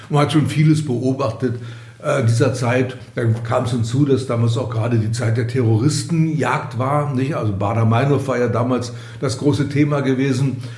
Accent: Berlin, Germany; Ich bin ja in Berlin geboren, 1943 als die Mauer gebaut wurde, 61, war ich bereits 18 und bis dahin war ich in beiden Stadtteilen zu Hause, im Westen wie im Osten

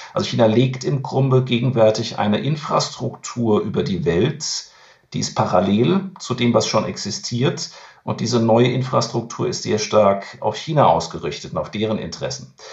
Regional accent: Germany; bei uns in Deutschland

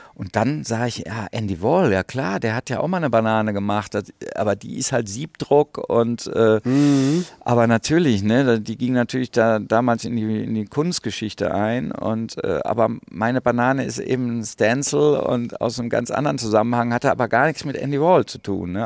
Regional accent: Rheinberg, North Rhine-Westphalia, Germany; bin am Rande des Ruhrgebiets groß geworden

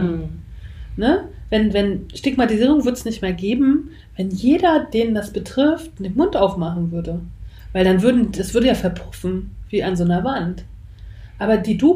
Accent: East Germany, Germany; Ich bin ja noch in der DDR auch zur Schule gegangen

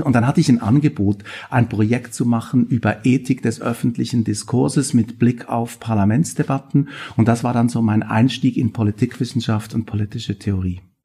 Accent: Switzerland; moved away as an adult; also born or lived in Bern; now in Stuttgart, Germany; Man hört das auch ein bisschen, ich bin Schweizer, lebe auch immer noch einen Teil meines Lebens in der Schweiz. Und ich habe meine ganze Ausbildung auch in der Schweiz gemacht

